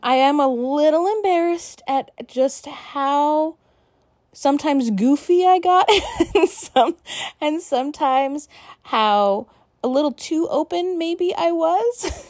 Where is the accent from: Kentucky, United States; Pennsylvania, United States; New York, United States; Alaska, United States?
Alaska, United States; my home state of Alaska